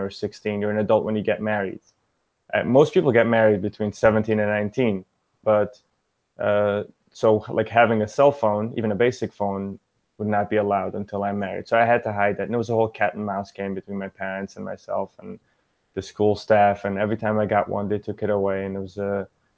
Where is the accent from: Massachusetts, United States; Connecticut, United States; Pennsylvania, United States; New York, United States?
New York, United States; New York City; English is a second language; I grew up in Brooklyn, New York.